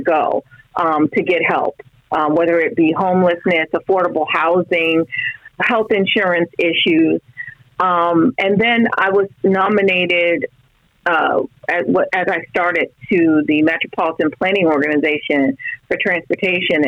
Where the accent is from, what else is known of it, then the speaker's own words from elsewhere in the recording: South Florida, United States; I grew up in South Florida